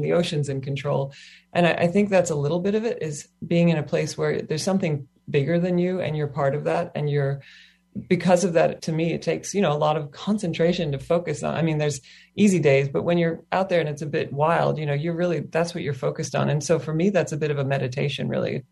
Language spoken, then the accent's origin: English; Kentucky, United States; also born or lived in Australia; now in Hawaii, United States; I grew up in Kentucky on the mainland